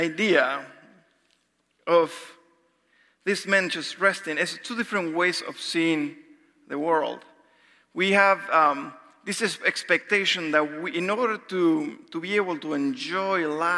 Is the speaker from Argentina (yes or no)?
yes; Argentina; moved away; I'm from Argentina.